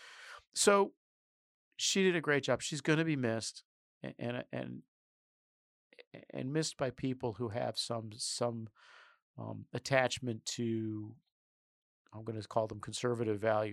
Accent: United States; I'm an American

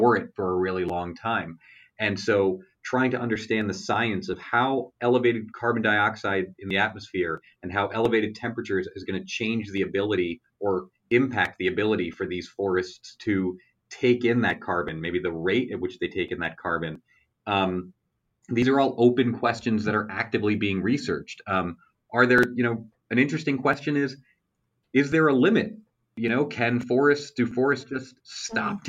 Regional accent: New York, United States; now in Midwest, United States; although I live out here in the Midwest, you know, I'm from New York

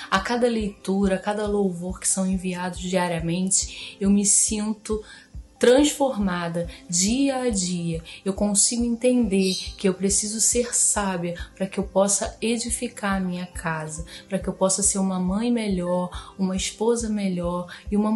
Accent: Seropédica, Rio de Janeiro, Brazil; eu sou de Seropédica, Rio de Janeiro.

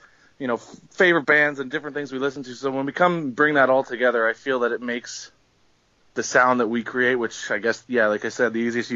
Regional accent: Ottawa, Ontario, Canada; we're a band from Canada. We're from the capital of Canada in Ottawa here

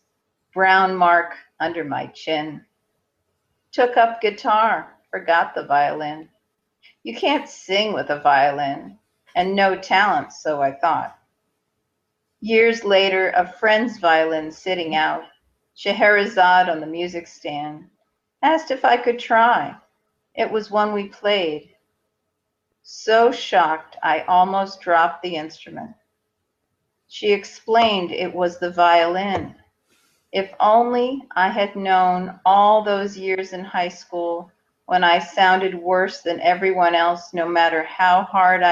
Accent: Hastings-on-Hudson, New York, United States; also born or lived in Manhattan, New York; grew up in Hastings on Hudson

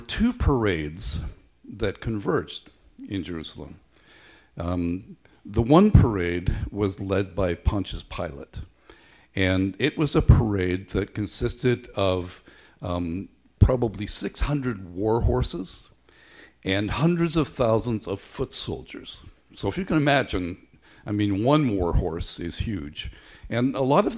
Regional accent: Belfast, Northern Ireland, United Kingdom; When I was a boy growing up in Belfast

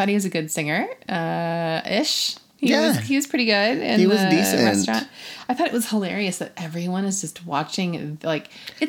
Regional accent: Seattle, Washington, United States; Incidentally, we're from Seattle.

